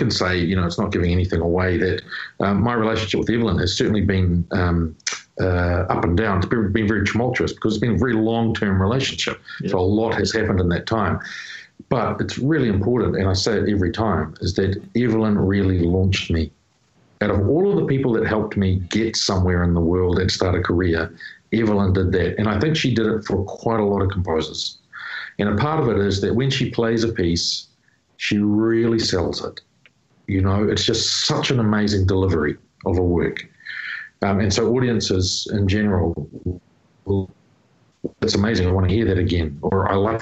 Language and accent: English; New Zealand; my home people, you know, like people in my hometown.